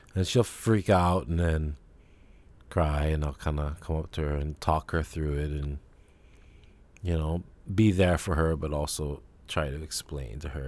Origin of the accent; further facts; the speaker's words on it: Kailua, Hawaii, United States; growing up in Kailua